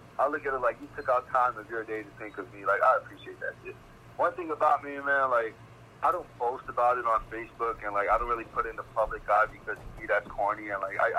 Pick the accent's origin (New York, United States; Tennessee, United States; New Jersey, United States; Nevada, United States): New York, United States; also born or lived in Staten Island; I'm from New York.